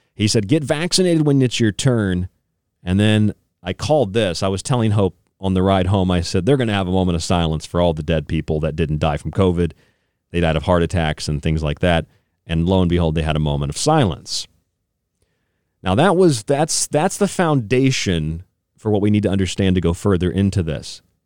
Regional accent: Tampa, Florida, United States; moved away; also born or lived in St. Petersburg, Florida; I grew up in Tampa, St. Pete, so I, I and I lived there again after childhood

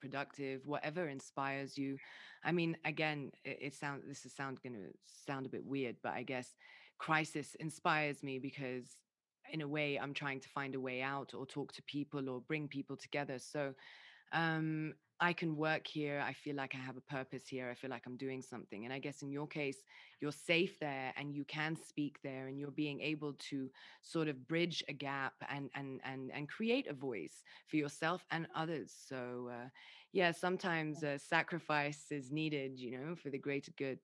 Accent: Lebanon; also born or lived in United Kingdom; I'm half mm. Lebanese, I'm half English

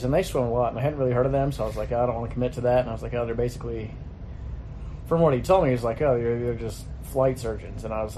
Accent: Southern California, United States; moved away; also born or lived in North Carolina; I like swimming growing up in Southern California

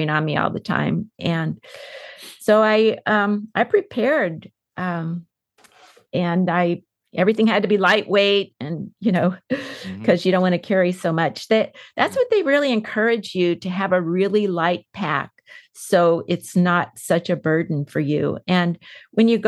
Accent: San Diego, California, United States; I was born in San Diego. I had five siblings. We grew up.

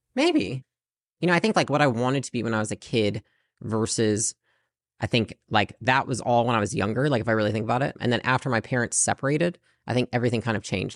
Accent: Portage, Michigan, United States; moved away as an adult; also born or lived in California; So I lived in Portage, Michigan, pretty small town.

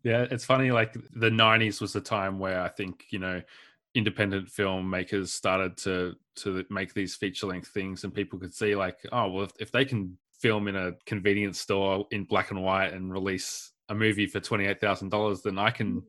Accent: Warrnambool, Victoria, Australia; I grew up in Warrnambool

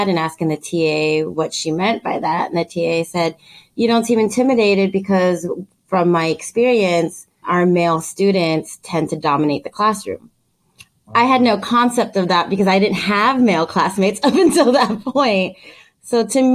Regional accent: Los Angeles, California, United States; I was born and raised in Los Angeles

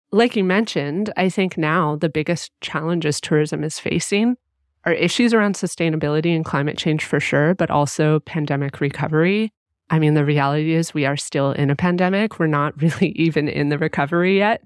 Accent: Canada; I was raised here and I'm Canadian

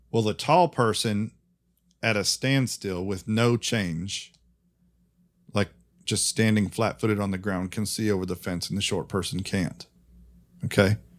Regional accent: United States; I'm American

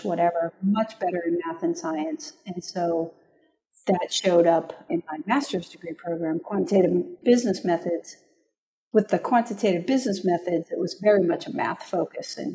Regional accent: Franklin, Massachusetts, United States; also born or lived in Cambridge, Massachusetts; now in Berkeley, United States; originally I'm from Massachusetts, grew up there, was born in Cambridge, but lived in a small town called Franklin

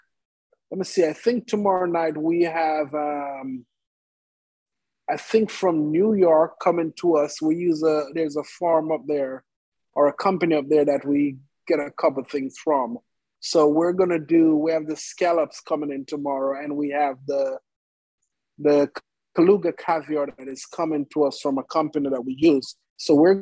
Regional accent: Jamaica; now in Oklahoma City, United States; I grew up in Jamaica in an Indian family.

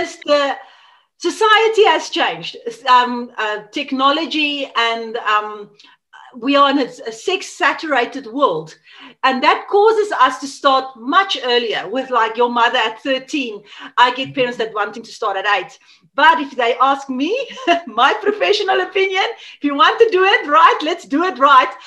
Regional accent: South Africa; first language Afrikaans; English is a second language; I'm from South Africa. And yeah, I grew up here, I live here

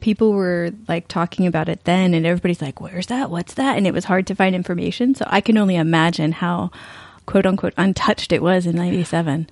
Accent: East Coast, United States; moved away; I grew up in the East Coast

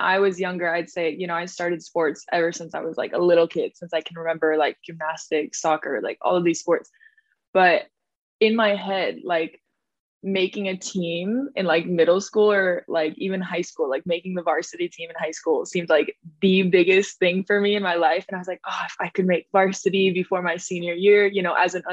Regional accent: Rapid City, South Dakota, United States; moved away as an adult; also born or lived in France; Grew up in South Dakota

